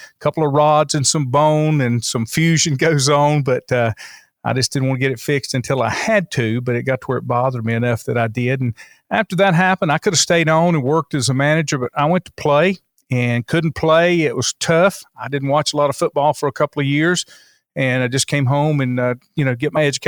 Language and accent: English; Crouse, North Carolina, United States; Lincoln County born and bred.